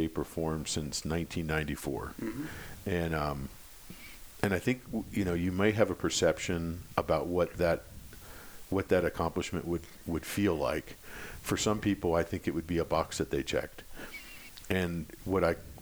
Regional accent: Pennsylvania, United States; I grew up in Pennsylvania on a small farm.

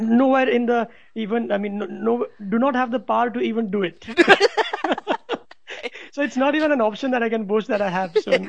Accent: India; as an Indian citizen

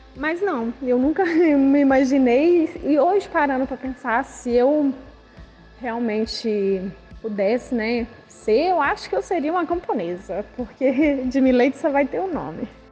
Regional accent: Belo Horizonte, Minas Gerais, Brazil; eu sou de Belo Horizonte, Minas Gerais

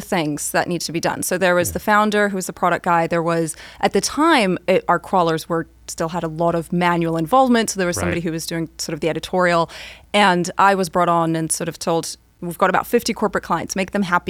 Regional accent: Switzerland; So growing up in Switzerland, learning to be very Swiss about things and very methodical and take things at face value ended up serving me well.

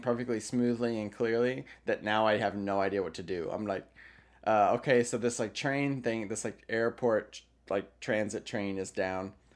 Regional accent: United States; me talking as an American

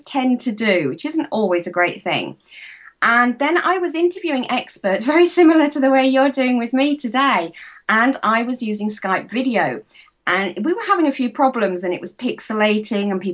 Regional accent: United Kingdom; I'm from the UK

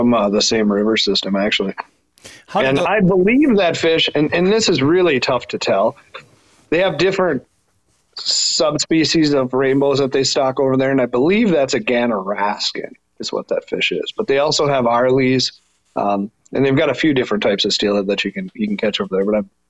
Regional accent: Two Harbors, Minnesota, United States; I grew up in Two Harbors on the North Shore of Lake Superior

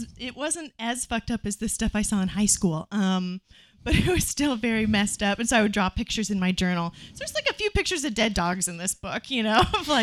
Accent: Nebraska, United States; I grew up in Nebraska

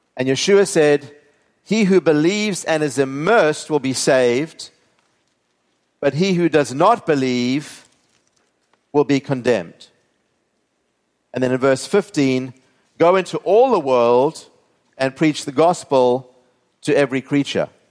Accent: South Africa; moved away; growing up in South Africa

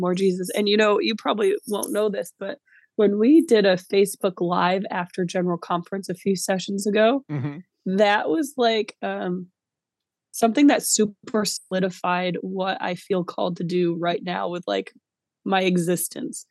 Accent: New York, United States; being a New Yorker and being raised that way

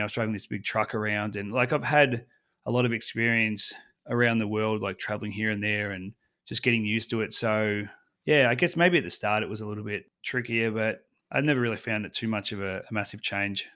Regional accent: Australia; I'm from Australia

